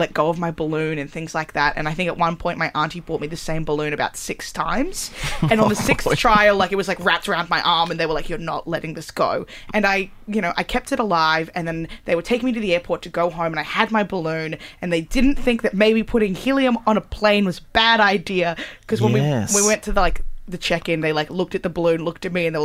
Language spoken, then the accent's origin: English; Melbourne, Victoria, Australia; I'm from Melbourne